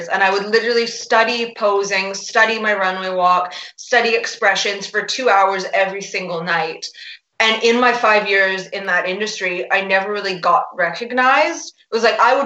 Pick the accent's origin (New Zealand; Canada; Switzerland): Canada; Vancouver, British Columbia; moved away as an adult; also born or lived in Edinburgh, Scotland; now in Rome, Italy; I grew up in Canada, in Vancouver